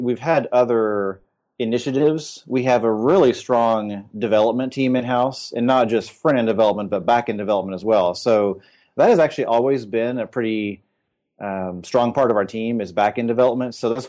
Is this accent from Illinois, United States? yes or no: no; Indiana, United States; But I grew up in Indiana and went to Ball State for school and studied architecture for a while